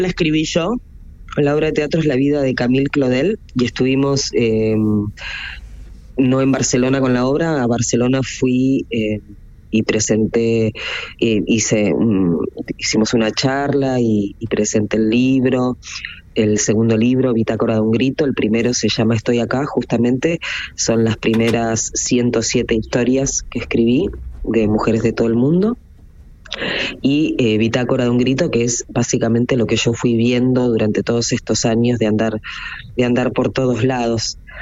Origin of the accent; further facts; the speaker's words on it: Argentina; yo nací en Argentina